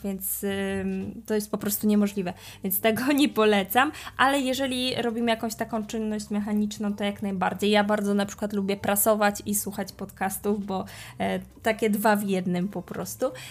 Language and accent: Polish; Poland; jestem Polką uczącą się hiszpańskiego